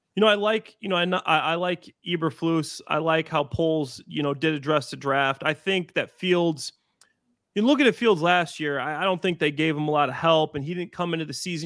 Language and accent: English; Waukegan, Illinois, United States; also born or lived in Dwight, Illinois / Libertyville, Illinois; now in Chicago, United States; I grew up in Waukegan before I moved down to, uh, Dwight, Illinois, which is more central Illinois